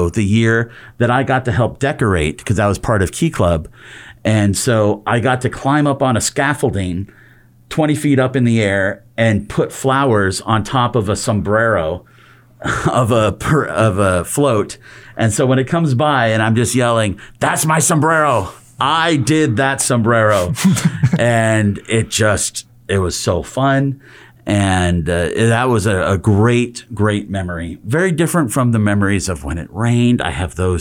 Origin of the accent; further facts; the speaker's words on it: Glendale, California, United States; I grew up with the Rose Parade. I grew up here in Glendale